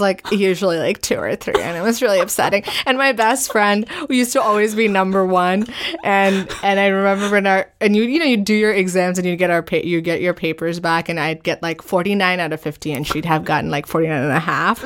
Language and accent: English; New Delhi, Delhi, India; also born or lived in Northern Virginia, United States; now in New York, United States; I grew up, I was born and I grew up in New Delhi